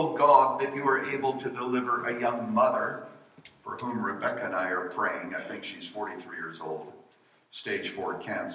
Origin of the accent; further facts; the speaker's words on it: Saskatchewan, Canada; now in United States; I was born in Saskatchewan